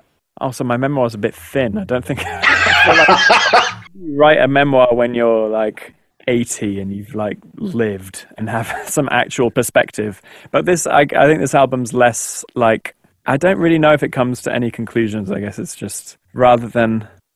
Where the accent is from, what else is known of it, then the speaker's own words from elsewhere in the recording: Texas, United States; I grew up in Texas, and there's a lot of, as a boy growing up in Texas